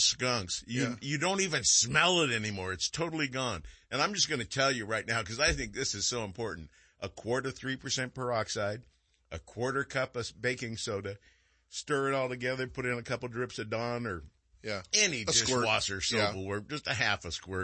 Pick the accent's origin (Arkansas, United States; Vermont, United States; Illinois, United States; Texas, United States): Texas, United States; Texarkana; now in Vacaville, United States; I was born in Texarkana